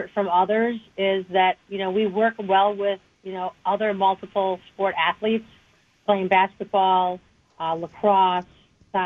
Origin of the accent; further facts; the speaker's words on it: Wauwatosa, Wisconsin, United States; I grew up in Wauwatosa, and I went to Wauwatosa West High